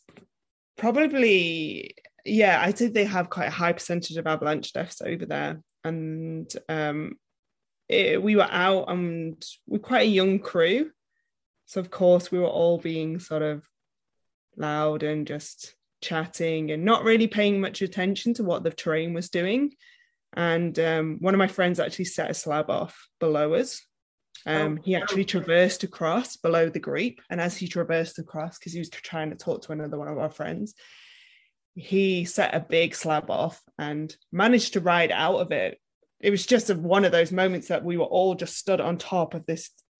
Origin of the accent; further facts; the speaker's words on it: Wales, United Kingdom; moved away as an adult; now in Niseko, Japan; I'm originally from Wales in the UK. That's where my name comes from